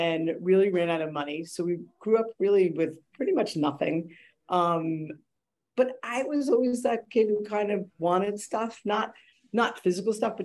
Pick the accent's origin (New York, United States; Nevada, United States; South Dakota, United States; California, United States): New York, United States; New York City; We grew up in the Bronx